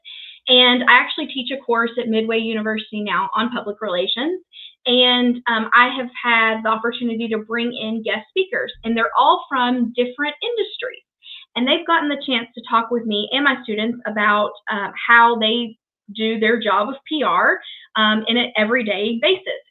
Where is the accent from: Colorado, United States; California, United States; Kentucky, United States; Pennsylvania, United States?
Kentucky, United States; Shelbyville; I was born and raised in Shelbyville, Kentucky